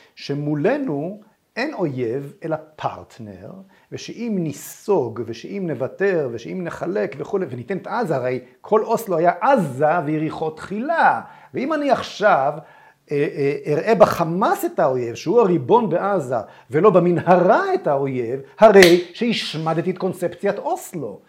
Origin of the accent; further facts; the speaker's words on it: Israel; אני כילד ב-67 ישבתי במקלט